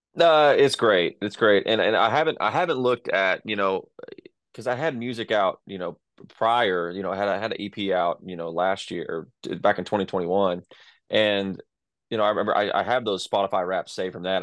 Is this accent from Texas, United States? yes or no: yes; Texas, United States; I'm from Texas, so uh, that that sounds like home to me.